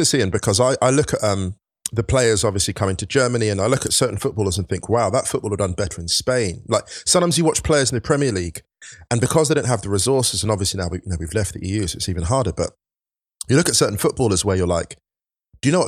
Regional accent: Thames Valley, South East England, United Kingdom; I grew up in Thames Valley.

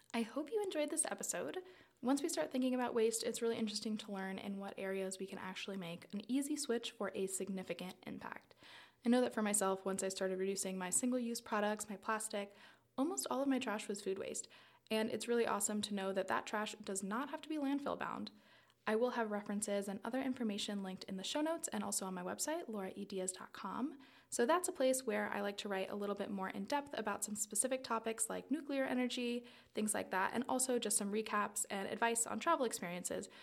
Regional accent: South Florida, United States; I grew up in South Florida in and on the water

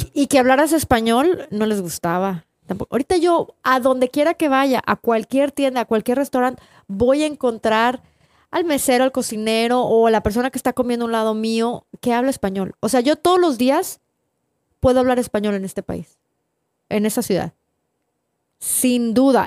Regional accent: Tampico, Tamaulipas, Mexico; now in United States; yo crecí en Tampico

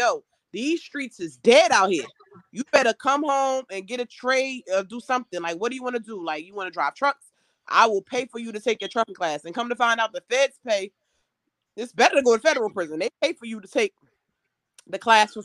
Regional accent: New Jersey, United States; I'm from New Jersey

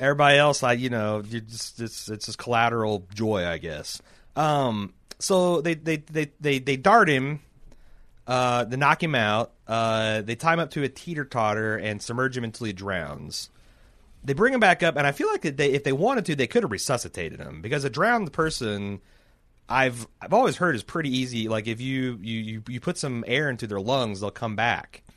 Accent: Mooresville, Indiana, United States; I grew up in Mooresville.

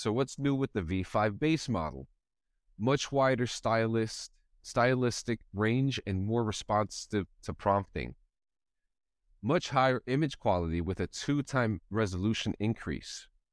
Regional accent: New Jersey, United States; where I'm from growing up in New Jersey

